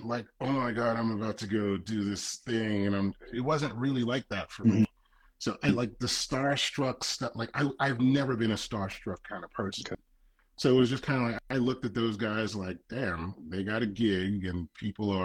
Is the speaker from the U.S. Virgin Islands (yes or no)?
yes; U.S. Virgin Islands; moved away; I grew up in the Virgin Islands